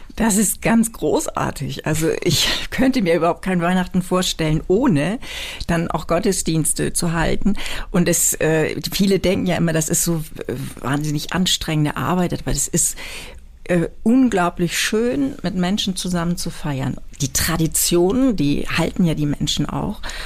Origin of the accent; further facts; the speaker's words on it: near Brokdorf, Schleswig-Holstein, Germany; moved away as an adult; also born or lived in Büsum; now in Hamburg, Germany; ich bin aufgewachsen in der Nähe von Brockdorf, von dem allerersten Atomkraftwerk